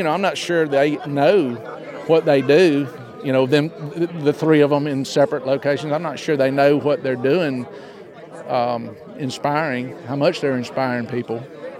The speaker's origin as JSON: {"language": "English", "town": "Mobile", "region": "Alabama", "country": "United States"}